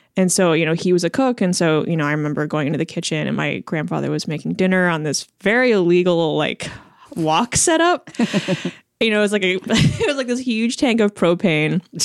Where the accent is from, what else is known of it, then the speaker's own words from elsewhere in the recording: Chicago, Illinois, United States; first language Chinese; moved away as an adult; also born or lived in Champaign-Urbana, Illinois; now in Portland, United States; I was born and raised in Chicago